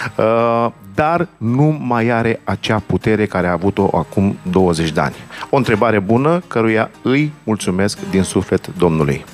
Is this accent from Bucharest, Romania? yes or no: yes; Bucharest, Romania; also born or lived in New York, United States; eu m-am născut pe Rahova.